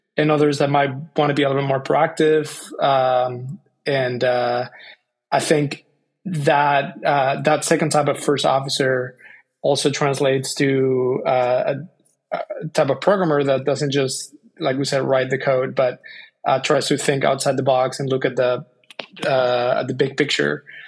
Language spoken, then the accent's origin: English; Spain; moved away as an adult; also born or lived in Bay Area, United States; now in United States; I grew up in Spain.